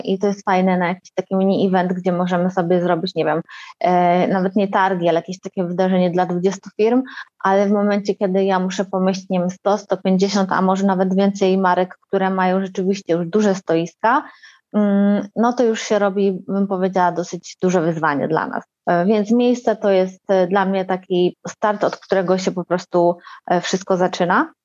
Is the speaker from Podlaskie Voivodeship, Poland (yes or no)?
no; Warsaw, Masovian Voivodeship, Poland; jestem z Warszawy, mieszkam w Warszawie